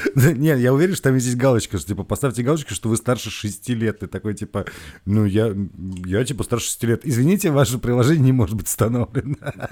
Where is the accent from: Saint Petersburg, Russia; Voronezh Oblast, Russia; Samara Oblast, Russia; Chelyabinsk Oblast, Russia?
Saint Petersburg, Russia; мы петербуржцы